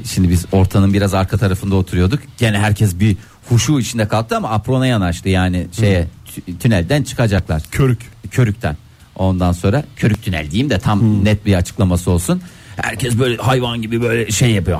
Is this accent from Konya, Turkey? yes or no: yes; Seydişehir, Konya, Turkey; Ben önce Seydi Şehirliyim, sonra radyocuyum